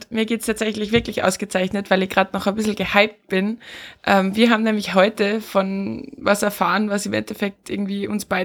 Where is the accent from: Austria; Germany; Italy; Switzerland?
Austria; bei uns in Österreich ist zum, äh, zum Beispiel die generelle Info rausgegangen